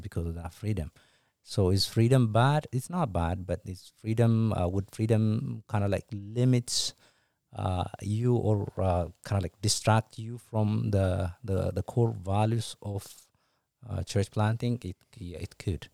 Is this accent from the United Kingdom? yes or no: no; Ethiopia; moved away as an adult; also born or lived in Eritrea / Canada; now in United States; I was born and raised in Ethiopia to my Eritrean parents